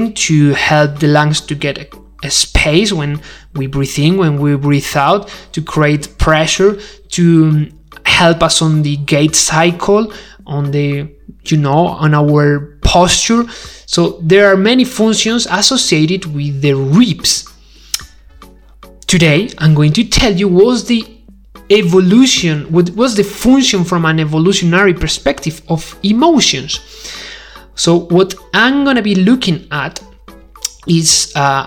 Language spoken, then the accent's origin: English; Spain; English is a second language; I'm not English, I'm not English speaker. I do speak English, but I'm Spanish